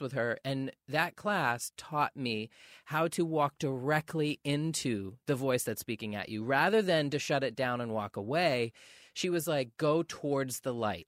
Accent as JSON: {"language": "English", "region": "Maine", "country": "United States", "tie": "born or raised there", "said": "growing up in Maine"}